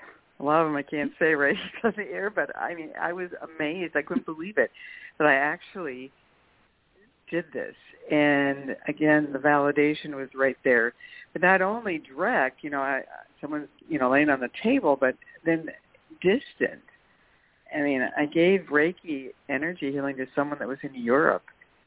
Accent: St. Cloud, Minnesota, United States; also born or lived in California / Oregon; St. Cloud, Minnesota.

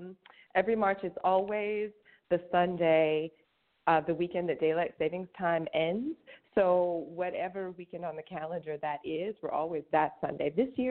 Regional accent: outside of St. Louis, Missouri, United States; moved away; I grew up outside of St. Louis

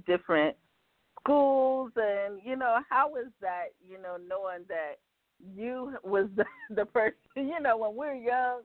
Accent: South Carolina, United States; I'm from South Carolina

